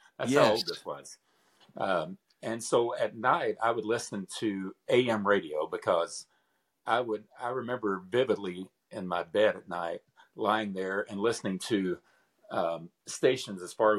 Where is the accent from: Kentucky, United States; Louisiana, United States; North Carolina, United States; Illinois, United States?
Kentucky, United States; Paducah; moved away; I'm from Kentucky.